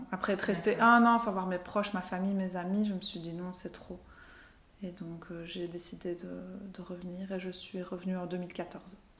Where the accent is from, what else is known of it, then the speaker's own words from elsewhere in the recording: Belgium; also born or lived in Portugal / Brazil / Brussels; on est parti, j'avais deux semaines, on a quitté la Belgique